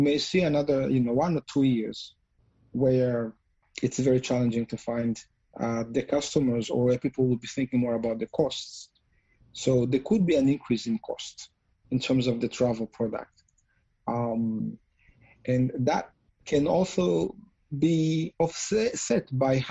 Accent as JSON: {"language": "English", "country": "Rwanda", "tie": "born or raised there", "said": "growing up in Rwanda"}